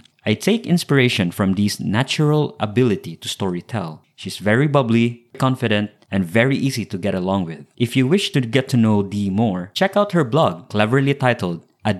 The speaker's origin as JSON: {"language": "English", "town": "Cebu City", "region": "Central Visayas", "country": "Philippines", "tie": "born or raised there", "also_born_or_lived": "Metro Manila", "first_language": "Cebuano (Bisaya)", "second_language": "English", "moved": "as an adult", "said": "I was born and raised in Cebu, Philippines. My mother tongue is Bisaya, a dialect quite different from Tagalog. I never really got comfortable speaking in our national language"}